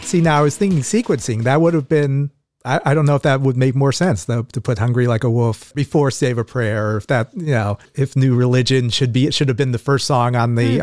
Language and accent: English; Los Angeles, California, United States; We grew up in Los Angeles